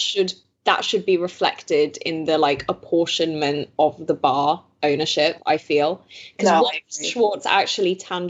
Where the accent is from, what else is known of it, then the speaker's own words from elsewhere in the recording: Belgium; Obviously, I grew up in Belgium, so I grew up with basically BBC One and BBC Two